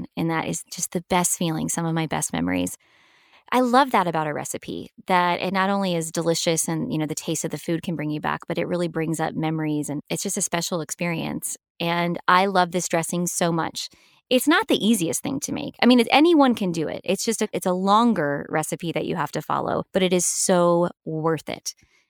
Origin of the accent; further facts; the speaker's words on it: the South, United States; reminds me so much of my life growing up in the South.